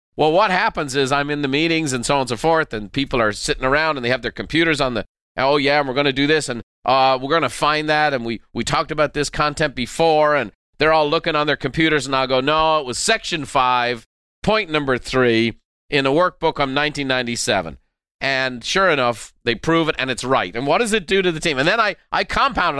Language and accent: English; Ireland; I'm very Irish